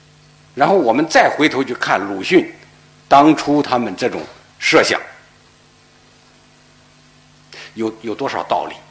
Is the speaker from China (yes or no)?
yes; China; 我们中国人呢就要想办法把我们这个汉字这个系统。纳入到计算机里头